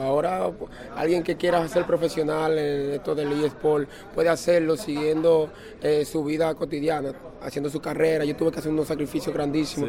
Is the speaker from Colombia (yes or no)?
no; Dominican Republic; aquí en República Dominicana